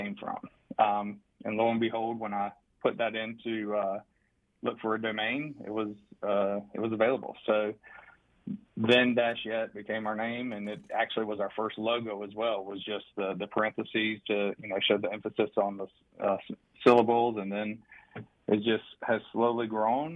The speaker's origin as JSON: {"language": "English", "town": "Rock Hill", "region": "South Carolina", "country": "United States", "tie": "born or raised there", "said": "I am from Rock Hill, South Carolina, born and raised, still here"}